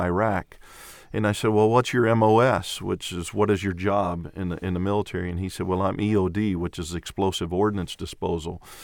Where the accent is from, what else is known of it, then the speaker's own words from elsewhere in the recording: Clarksville, Tennessee, United States; also born or lived in Venezuela; I'm from Clarksville, Tennessee, and my wife and I have been in the ministry for twenty-eight years